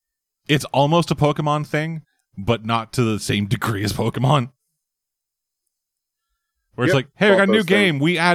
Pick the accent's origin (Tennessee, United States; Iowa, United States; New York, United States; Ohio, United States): New York, United States; New York City; I'm from New York, but I can't afford those things, so I live under the Brooklyn Bridge.